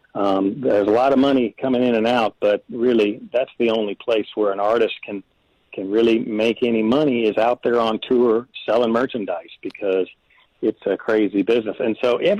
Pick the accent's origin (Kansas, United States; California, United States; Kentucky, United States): Kentucky, United States; Owensboro; moved away as an adult; also born or lived in Alabama; now in Nashville, United States; I hadn't been to Owensboro in a long time, even though it's my hometown